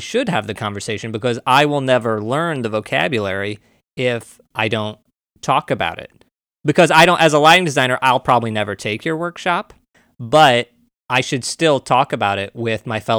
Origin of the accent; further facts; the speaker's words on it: Missouri, United States; I'm from Missouri. I'm from a white suburb.